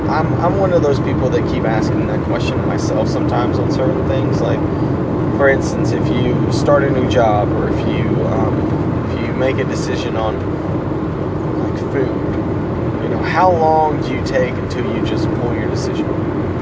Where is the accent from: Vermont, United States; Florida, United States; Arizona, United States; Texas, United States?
Texas, United States; Houston; I'm from Houston